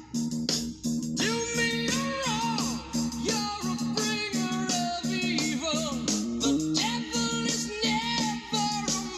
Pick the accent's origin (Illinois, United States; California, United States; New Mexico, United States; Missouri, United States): New Mexico, United States; Albuquerque; I was born in Albuquerque, New Mexico